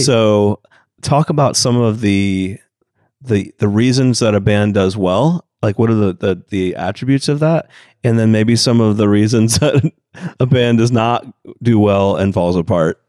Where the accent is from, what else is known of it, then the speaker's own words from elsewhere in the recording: Atlanta, Georgia, United States; Atlanta, Georgia, of course, my hometown